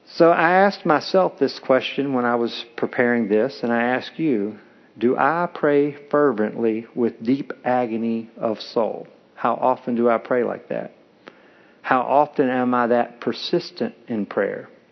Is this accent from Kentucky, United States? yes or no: yes; Kentucky, United States; I'm from Kentucky, and I get accused of being from Tennessee, but I'm from Kentucky. We get married young there